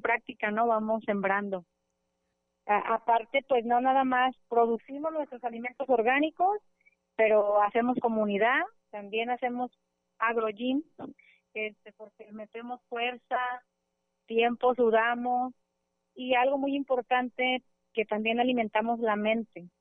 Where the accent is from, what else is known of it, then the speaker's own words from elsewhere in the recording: El Grullo, Jalisco, Mexico; soy de aquí del Grullo, aquí vivo en el Grullo